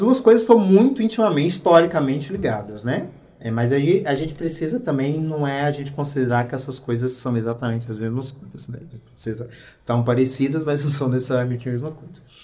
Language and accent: Portuguese; Goiânia, Goiás, Brazil; Goiânia, né, que era o espaço onde eu cresci